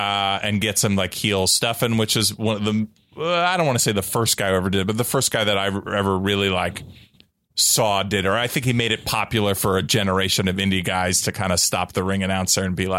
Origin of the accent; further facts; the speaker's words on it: New Jersey, United States; moved away as an adult; now in New York, United States; I'm from New Jersey.